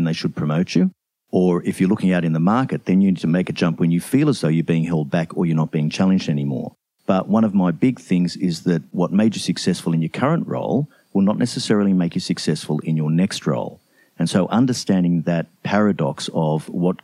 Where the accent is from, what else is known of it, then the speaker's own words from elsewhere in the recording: Brisbane, Queensland, Australia; I am Australian. I'm from Brisbane, Australia